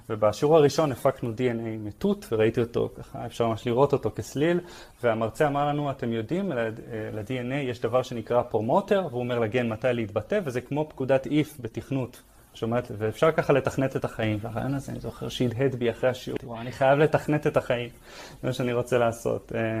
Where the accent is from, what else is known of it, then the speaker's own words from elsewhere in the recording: Tel Aviv, Tel Aviv District, Israel; also born or lived in Hod HaSharon / Netanya; אה, אני גדלתי בתל אביב ובהוד השרון. דווקא בתקופה עם דוד שלי היינו, גרנו עוד בנתניה, עברתי הרבה מקום.